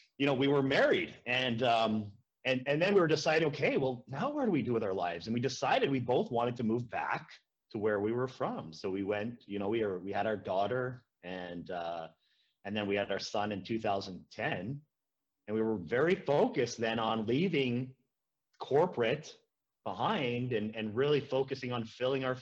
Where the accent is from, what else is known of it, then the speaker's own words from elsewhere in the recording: a small town in Saskatchewan, Canada; moved away as an adult; also born or lived in Edmonton, Alberta / Prince Albert, Saskatchewan; now in Fruitvale, Canada; I'm from a small town in Saskatchewan